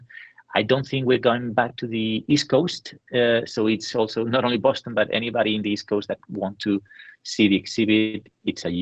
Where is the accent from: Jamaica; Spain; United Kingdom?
Spain; San Sebastian, Basque Country; my hometown in San Sebastian